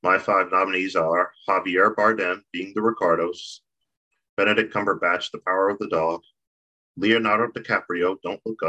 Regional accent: Nigeria; I'm Nigerian.

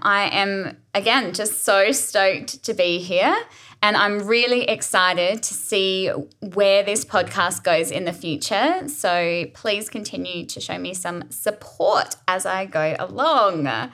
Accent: Adelaide, South Australia, Australia; also born or lived in Gili Trawangan, Indonesia; I was born and raised in Adelaide, and I love it here

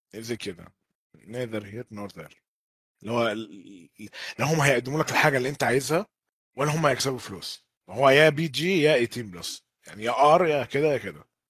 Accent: Egypt; also born or lived in Jeddah; أنا شخصياً كمصري

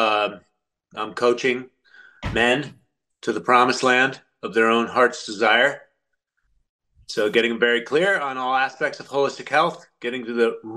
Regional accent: United States; I'm an American

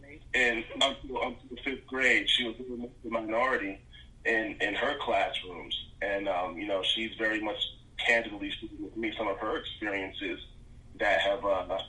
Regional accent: Newark, New Jersey, United States; I'm from Newark, New Jersey. So from kindergarten all the way up until I went to college, I was in the majority when it came to, you know, race in school.

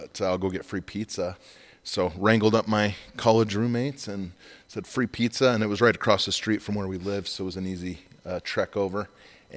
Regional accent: Magrath, Alberta, Canada; moved away as an adult; also born or lived in Rexburg, Idaho; Born and raised in McGrath, little town

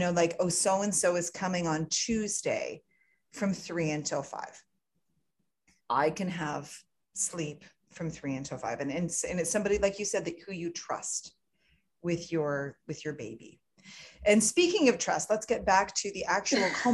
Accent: Canada; I'm Canadian. I'm Canadian

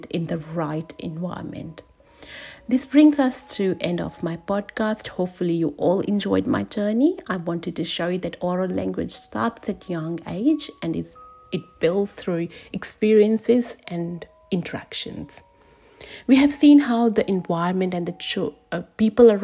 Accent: India; I was born and raised in India

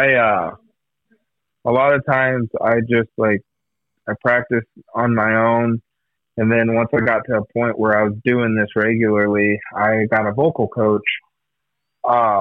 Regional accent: Iowa, United States; we're all from Iowa.

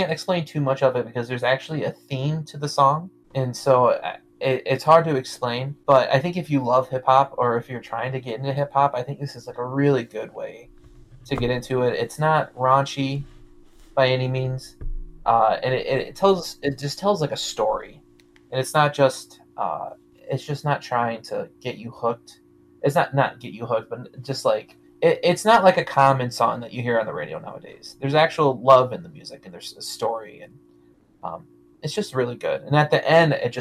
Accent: Detroit, Michigan, United States; I grew up in Detroit this whole time

